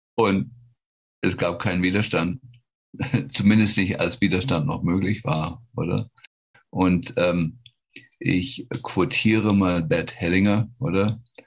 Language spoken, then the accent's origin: German; Germany; now in United States; als Deutsche